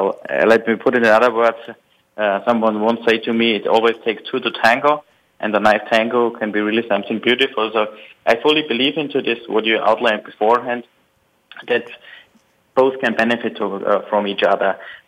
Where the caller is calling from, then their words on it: Munich, Bavaria, Germany; I'm calling from Munich, Germany, and I'm glad to be on the air today.